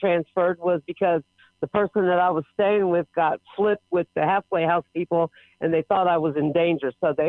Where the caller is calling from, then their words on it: Trinity, Texas, United States; I'm calling from Trinity, Texas. I just got transferred from Pearland, Texas